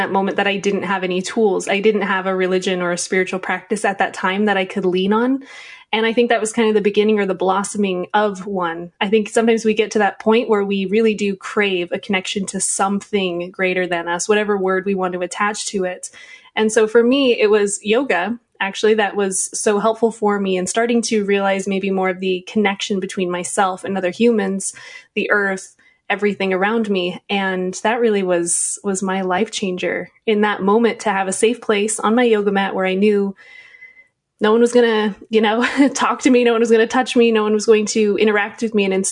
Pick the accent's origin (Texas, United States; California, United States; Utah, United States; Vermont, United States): Utah, United States; Riverton; moved away as an adult; I grew up in a very small town in Utah